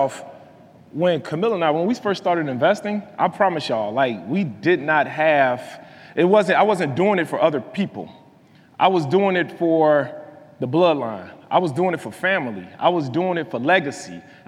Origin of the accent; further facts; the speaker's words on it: Chicago, Illinois, United States; I'm from Chicago